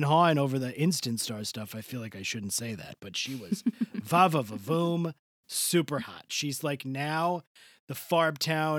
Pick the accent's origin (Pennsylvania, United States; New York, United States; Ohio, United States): New York, United States; Long Island; I heard you guys were talking about me last week because I'm from Long Island.